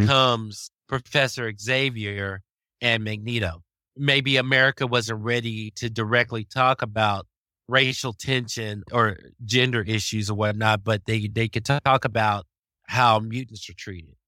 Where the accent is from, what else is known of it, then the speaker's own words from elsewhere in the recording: the South, United States; growing up in the South, in the seventies